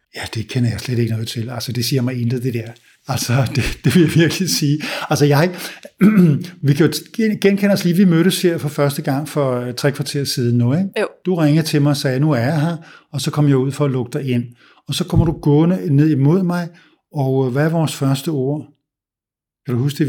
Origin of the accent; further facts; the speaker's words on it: Denmark; also born or lived in United States; vi danskere hader small talk